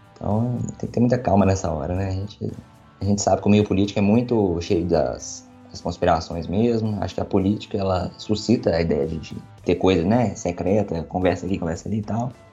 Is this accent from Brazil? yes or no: yes; Brazil